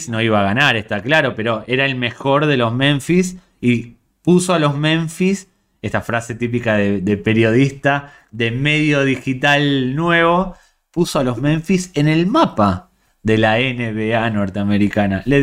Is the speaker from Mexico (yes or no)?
no; Spain; Acá me pongo en modo soy española que quieres que te gane